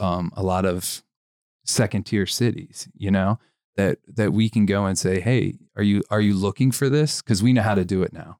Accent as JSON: {"language": "English", "town": "Cincinnati", "region": "Ohio", "country": "United States", "tie": "born or raised there", "moved": "yes", "lives_now": "Las Vegas, United States", "said": "I grew up in Cincinnati"}